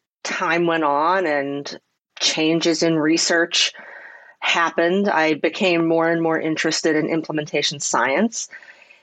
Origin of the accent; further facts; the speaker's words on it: Pittsburgh, Pennsylvania, United States; I was born and raised in Pittsburgh